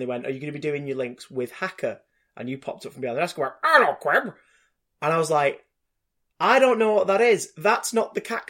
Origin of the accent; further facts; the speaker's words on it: Salford, North West England, United Kingdom; I'm from Salford.